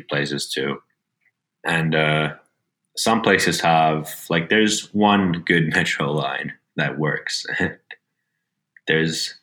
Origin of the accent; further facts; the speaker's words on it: Helsinki, Uusimaa, Finland; moved away as an adult; now in Los Angeles, United States; I'm originally from Helsinki, Finland.